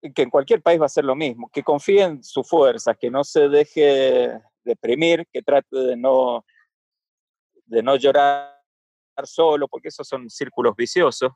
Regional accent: Buenos Aires, Argentina; moved away as an adult; also born or lived in Mendoza; now in Canada; En Buenos Aires tenía mis, mis grandes amigos, los hice allá

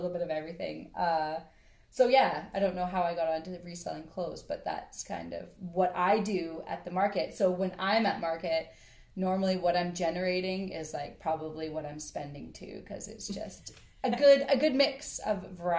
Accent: White Rock, British Columbia, Canada; moved away as an adult; now in Kootenays, Canada; I was born and raised in White Rock, Lower Mainland

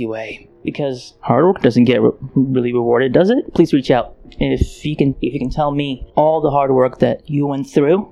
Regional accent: Ukraine; now in United States; I was born in Ukraine

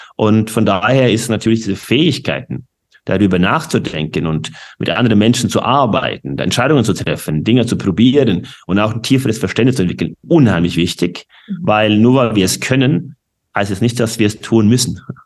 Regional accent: Norway; German is a second language; moved away; ich bin gebürtige Norweger

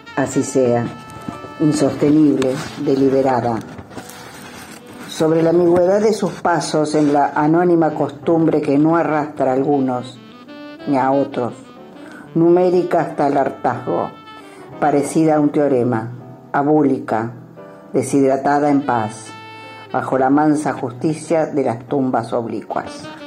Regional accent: Buenos Aires, Argentina; soy de Buenos Aires

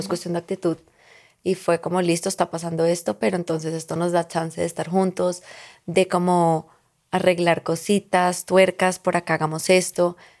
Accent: Colombia; also born or lived in Lebanon; aquí la prima y yo somos libanesas, colombianas

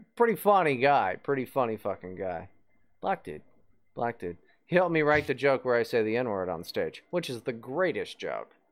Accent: West Virginia, United States; moved away as an adult; I grew up in West Virginia

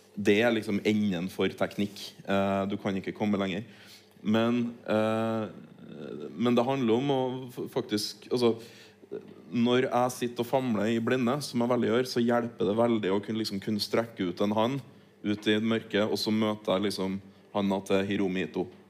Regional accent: Norway; also born or lived in Troms; Jeg vokste opp på Tilienborg

